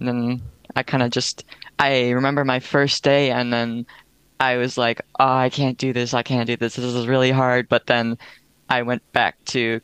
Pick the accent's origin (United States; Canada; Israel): Canada; Sunshine Coast, British Columbia; I'm from the Sunshine Coast, so BC.